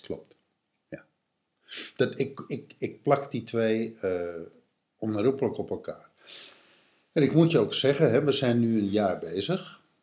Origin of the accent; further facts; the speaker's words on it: Texel, North Holland, Netherlands; Ik, ik ben opgegroeid op Texel